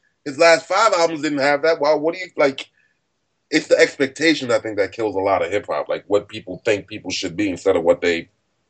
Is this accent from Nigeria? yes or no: yes; Nigeria; Not really. Unfortunately, I'm a terrible Nigerian. I'm wholeheartedly African American. I'm African.